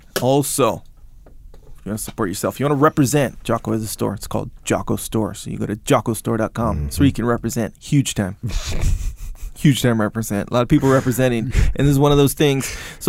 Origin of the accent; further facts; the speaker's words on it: Kauai, Hawaii, United States; And I'm from Kauai